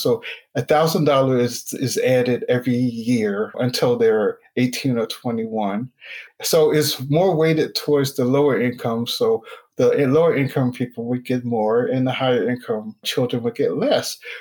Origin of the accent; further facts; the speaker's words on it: Newark, New Jersey, United States; also born or lived in Linden, New Jersey; I grew up in Newark and Linden, New Jersey. That's northern New Jersey, so closer to New York.